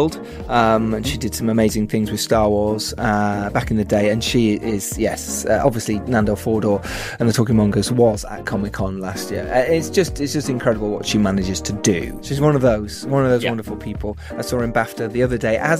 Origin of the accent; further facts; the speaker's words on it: Harrogate, Yorkshire and the Humber, United Kingdom; I'm from Harrogate